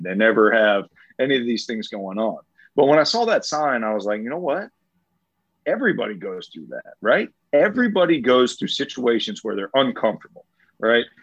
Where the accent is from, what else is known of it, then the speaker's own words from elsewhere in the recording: St. Petersburg, Florida, United States; born and raised in St. Pete